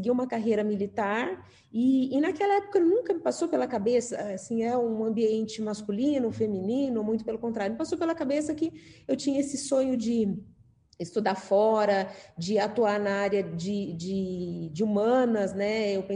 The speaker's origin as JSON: {"language": "Portuguese", "town": "Marília", "region": "São Paulo", "country": "Brazil", "said": "Saí lá de Marília, fui para São Paulo fazer academia do Barro Branco."}